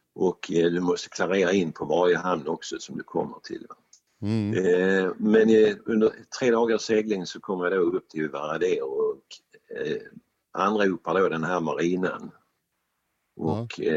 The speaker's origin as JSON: {"language": "Swedish", "country": "Sweden", "said": "vi är svenskar"}